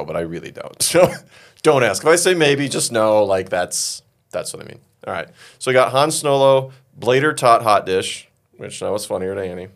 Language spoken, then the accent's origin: English; Minnesota, United States; I'm from Minnesota